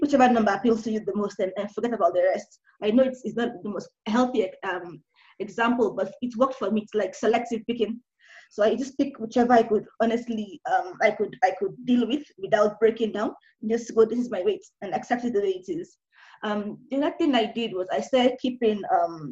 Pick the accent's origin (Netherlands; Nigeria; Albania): Nigeria; now in Kenya; now I'm Nigerian. I'm currently in Kenya alone